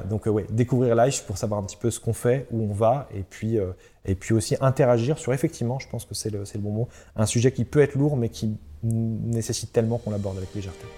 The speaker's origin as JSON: {"language": "French", "region": "Centre-Val de Loire", "country": "France", "moved": "yes", "lives_now": "Brittany, France", "said": "Je viens du centre, euh, je viens du Loiret, du département du Loiret pour être précis, mais de la région centre"}